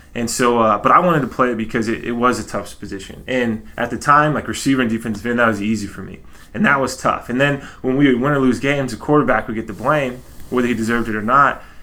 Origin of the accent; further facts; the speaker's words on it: Texas, United States; so I grew up in Texas